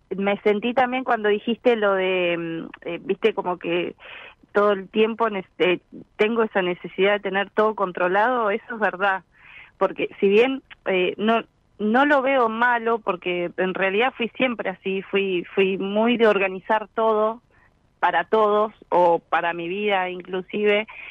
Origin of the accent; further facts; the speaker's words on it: Florencio Varela, Buenos Aires Province, Argentina; yo soy de acá de zona sur, Florencio Varela.